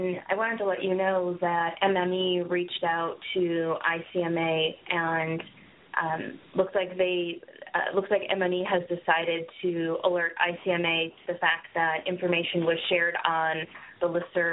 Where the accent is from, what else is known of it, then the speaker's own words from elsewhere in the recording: Saginaw, Michigan, United States; moved away as an adult; also born or lived in Maryland; now in Washington, D.C. area, United States; I grew up in the Saginaw area